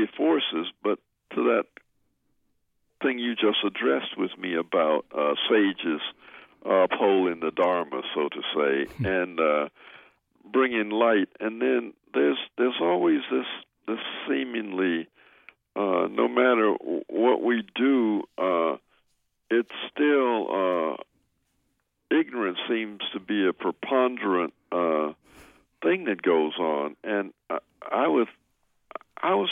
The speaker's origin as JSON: {"language": "English", "town": "Memphis", "region": "Tennessee", "country": "United States", "tie": "born or raised there", "moved": "yes", "said": "I come from Memphis, and it's about 400 miles upriver from New Orleans"}